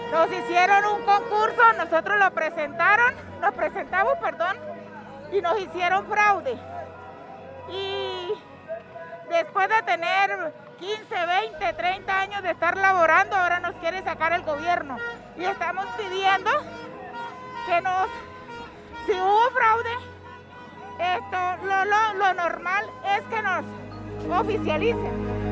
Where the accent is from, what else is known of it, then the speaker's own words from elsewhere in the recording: Norte de Santander, Colombia; soy del Departamento Norte de Santander.